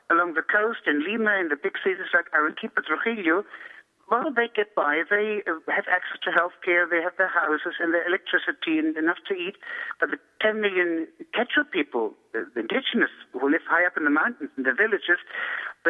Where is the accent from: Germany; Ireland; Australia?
Germany; moved away; I grew up in Germany